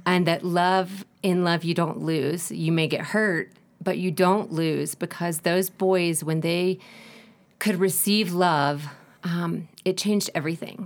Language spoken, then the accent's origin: English; United States; moved away as an adult; now in Ecuador; I am from the States